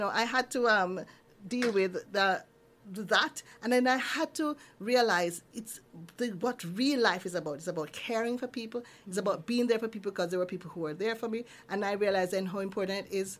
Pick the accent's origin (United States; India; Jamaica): Jamaica; Kingston; moved away as an adult; now in Neath, United Kingdom; I was born in Kingston